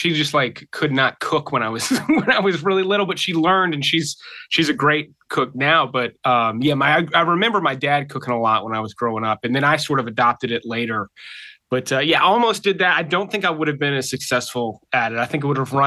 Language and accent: English; South Mississippi, United States; moved away as an adult; now in Atlanta, United States; I'm originally from Mississippi